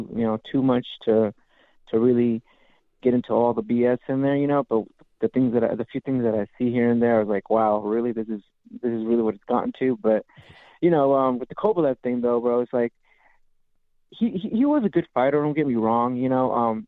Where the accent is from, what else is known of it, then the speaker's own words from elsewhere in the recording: California, United States; I'm from Ventura County.